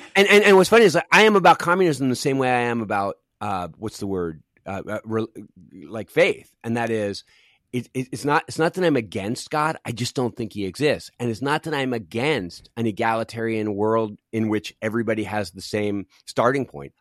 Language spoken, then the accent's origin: English; Philadelphia, Pennsylvania, United States; also born or lived in Los Angeles; now in Cincinnati, United States; I grew up in Philadelphia on the East Coast, and I'm a. I'm so East Coast